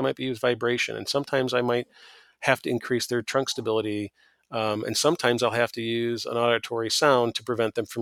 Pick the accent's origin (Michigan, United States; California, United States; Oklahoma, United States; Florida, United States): Michigan, United States; I'm from Michigan